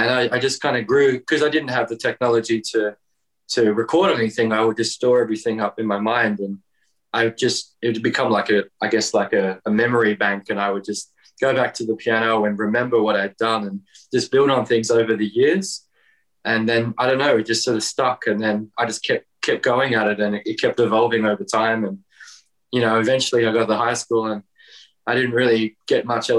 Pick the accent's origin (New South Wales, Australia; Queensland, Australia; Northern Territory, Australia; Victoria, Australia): Northern Territory, Australia; Darwin; moved away as an adult; now in near Sydney, Australia; I'm actually born and raised in a really remote part of Australia up in the Northern Territory of Australia